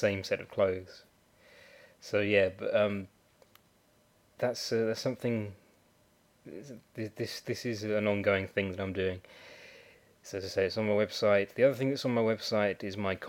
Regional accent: United Kingdom; I'm a Brit

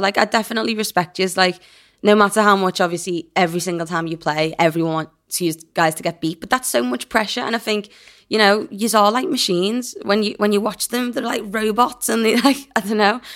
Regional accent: England, United Kingdom; I'm English

